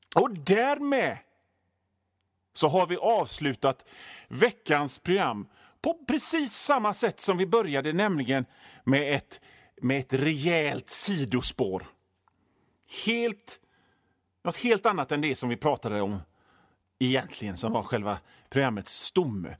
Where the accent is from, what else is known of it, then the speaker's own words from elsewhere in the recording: Hönö, Västra Götaland, Sweden; now in Gothenburg, Sweden; jag är ju från Hönö, så havet är ju liksom en del av mig